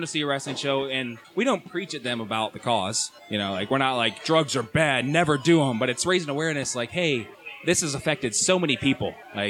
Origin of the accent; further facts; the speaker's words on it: Canal Fulton, Ohio, United States; I'm from Canal Fulton. That's my hometown.